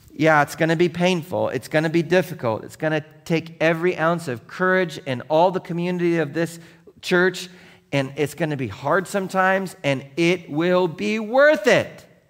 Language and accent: English; Seattle, Washington, United States; growing up in Seattle